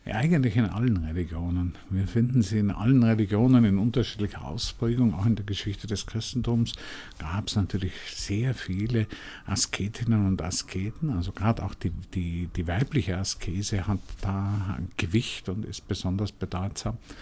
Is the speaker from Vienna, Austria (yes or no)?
yes; Vienna, Austria; Ich bin noch in, in Wien in einer Familie aufgewachsen